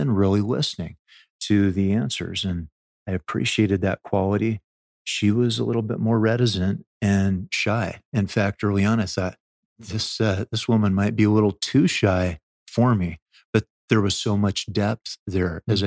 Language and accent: English; Oregon, United States; also born or lived in Delaware / Maryland / Louisiana; now in Utah, United States; I'm an Oregon boy